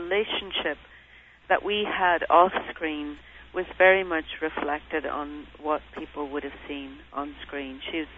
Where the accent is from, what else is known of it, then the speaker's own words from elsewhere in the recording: Derry, Northern Ireland, United Kingdom; I was raised in Derry City.